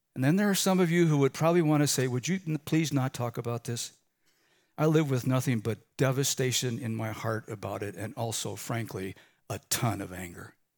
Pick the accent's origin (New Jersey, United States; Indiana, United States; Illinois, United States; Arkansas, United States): Illinois, United States; Chicago; growing up in Chicago